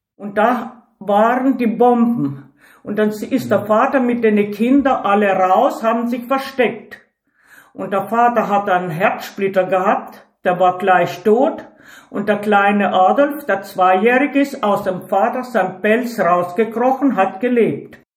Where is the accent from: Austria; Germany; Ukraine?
Ukraine; moved away; also born or lived in Tajikistan; Bei uns in der Ukraine, in Baranow